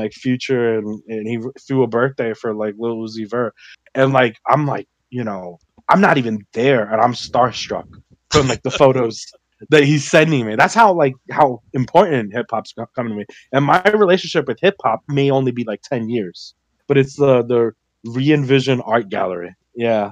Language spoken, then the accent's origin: English; Miami, Florida, United States; we were raised in Miami